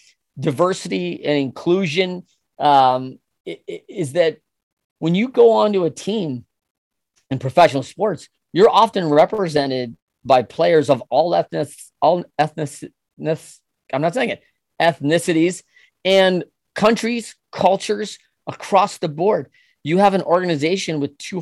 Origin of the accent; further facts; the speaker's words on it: Michigan, United States; as a kid growing up in Michigan